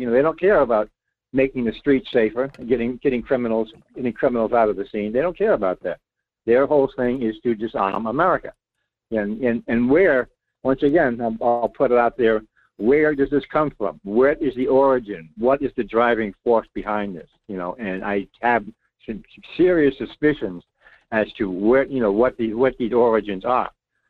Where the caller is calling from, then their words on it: Rhode Island, United States; Hey, I'm …. … in Rhode Island. How you been?